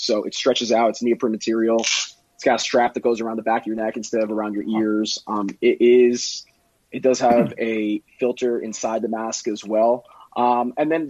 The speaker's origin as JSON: {"language": "English", "town": "Miami", "region": "Florida", "country": "United States", "said": "I'm from Miami"}